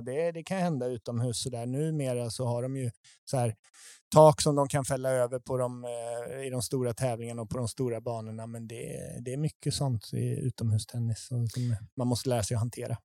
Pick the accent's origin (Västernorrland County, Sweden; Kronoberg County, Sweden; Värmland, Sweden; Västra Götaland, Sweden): Västra Götaland, Sweden; Tibro; jag är uppväxt i Sverige